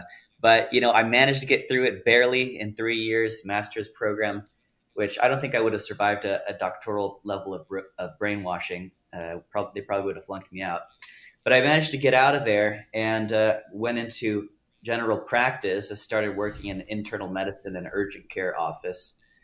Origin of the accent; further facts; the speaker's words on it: Italy; also born or lived in Texas, United States / Germany; I was born in Texas. And then I was raised in Europe, Italy and Germany for 8 years.